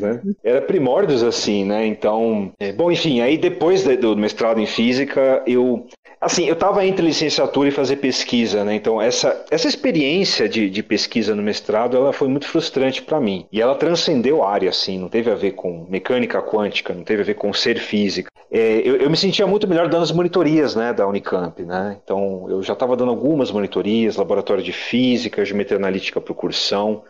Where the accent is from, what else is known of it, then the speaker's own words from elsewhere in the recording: São Paulo, Brazil; Eu sou de São Paulo, prestei só USP naquele momento